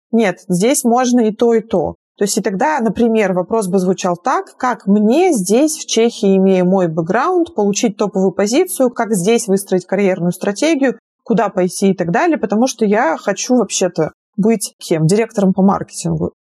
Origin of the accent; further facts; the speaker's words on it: Izhevsk, Udmurtia, Russia; moved away as an adult; also born or lived in Belgrade; Я сама из Ижевска. Это город э, в Удмуртской республике.